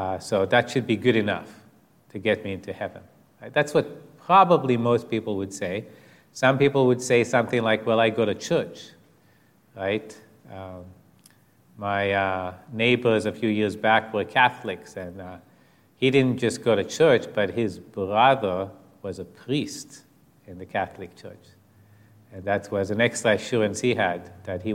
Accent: Israel; I was raised in Israel as an atheist or an agnostic.

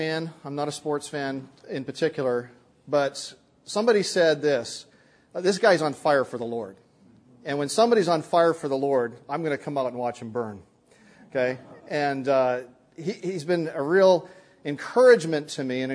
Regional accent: Canada; I'm a Canadian

